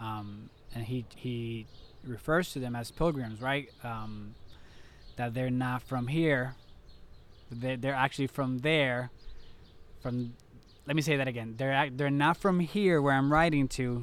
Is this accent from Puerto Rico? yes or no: yes; Puerto Rico; I'm from Puerto Rico